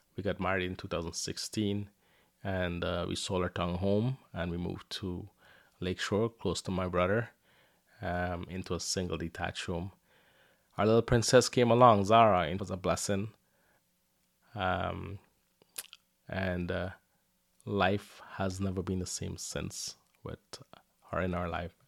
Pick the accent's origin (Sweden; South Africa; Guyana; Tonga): Guyana; now in Windsor, Canada; I was born in Guyana, South America, and life was tough for me and my family.